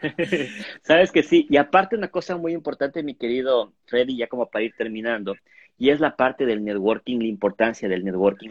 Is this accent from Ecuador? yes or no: yes; Ecuador; nosotros como ecuatorianos